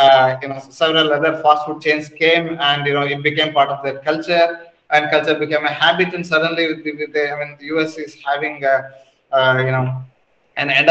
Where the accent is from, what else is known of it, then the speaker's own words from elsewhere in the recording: Mangalore, Karnataka, India; I am from Mangalore, where ice creams are very popular